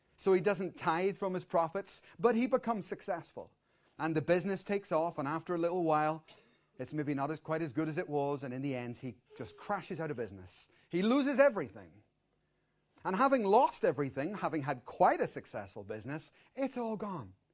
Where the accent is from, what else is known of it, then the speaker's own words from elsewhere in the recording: Dublin, Leinster, Ireland; we're from Dublin